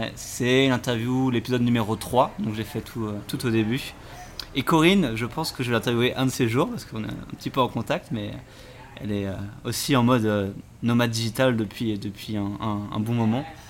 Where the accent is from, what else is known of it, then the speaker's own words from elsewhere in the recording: France; je suis français